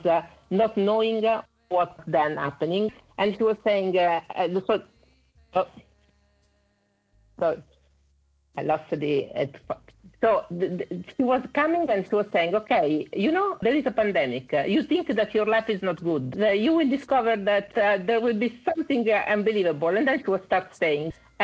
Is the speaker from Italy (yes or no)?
yes; Italy; accent: Italian; English is a second language; I'm Italian, as you can see from my accent.